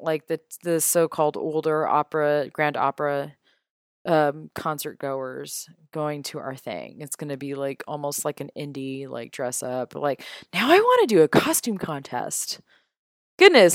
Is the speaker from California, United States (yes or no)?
yes; Los Angeles, California, United States; moved away as an adult; also born or lived in Vermont; now in Central Ohio, United States; I lived in LA all my life